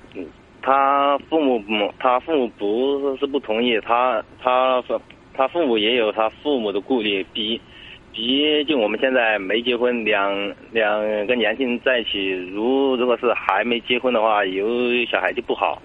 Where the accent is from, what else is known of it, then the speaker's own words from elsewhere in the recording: Sichuan, China; moved away; 我是四川的